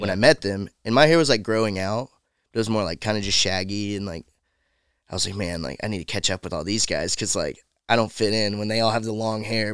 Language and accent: English; about an hour from Atlanta, Georgia, United States; moved away as an adult; now in Nashville, United States; I'm like an hour or so Okay. from Atlanta